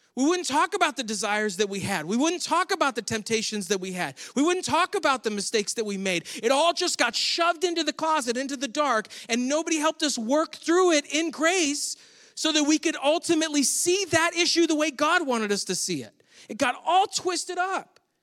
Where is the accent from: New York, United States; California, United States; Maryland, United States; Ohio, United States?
New York, United States; Western New York State, United States; moved away; Grew up in New York State, which is where my family all still lives